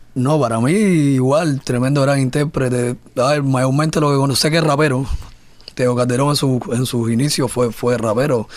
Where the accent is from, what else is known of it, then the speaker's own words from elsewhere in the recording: Cuba; en mi país, mi trabajo no, no se conozca precisamente por esto, por la censura